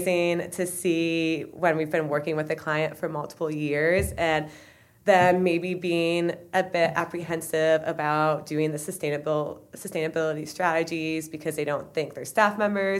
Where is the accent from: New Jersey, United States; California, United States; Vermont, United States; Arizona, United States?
Vermont, United States; Rutland; I'm from Rutland, Vermont